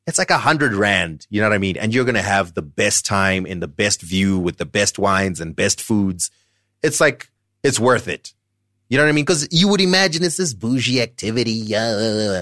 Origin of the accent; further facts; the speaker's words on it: Zimbabwe; I'm not from SA. I'm actually from Zim